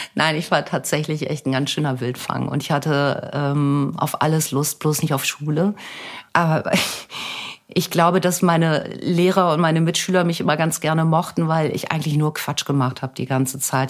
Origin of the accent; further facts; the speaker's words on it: Germany; Deutschland ist meine Heimat. Ich habe meine Familie, meine Freunde hier